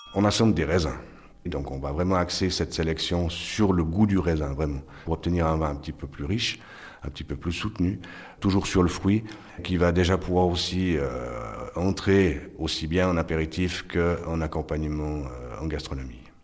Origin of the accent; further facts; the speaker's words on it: Yvorne, Vaud, Switzerland; je suis né à Yvonne